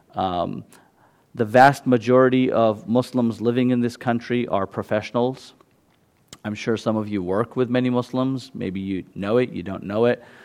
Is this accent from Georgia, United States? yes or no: no; San Jose, California, United States; first language Gujarati; English is a second language; also born or lived in London, United Kingdom; I've lived in San Jose since I was five